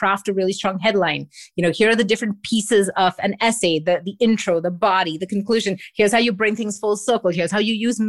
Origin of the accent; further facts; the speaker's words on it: Mumbai, Maharashtra, India; also born or lived in Singapore / England; now in Montreal, Canada; I grew up in Mumbai.